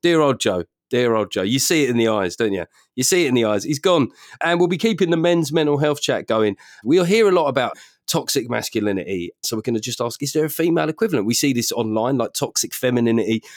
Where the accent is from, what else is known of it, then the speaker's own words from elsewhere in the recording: London, United Kingdom; growing up in South London